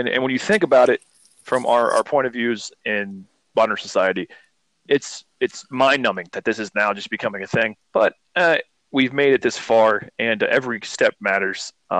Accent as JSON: {"language": "English", "region": "Northeast Ohio", "country": "United States", "tie": "born or raised there", "said": "we grew up in Northeast Ohio"}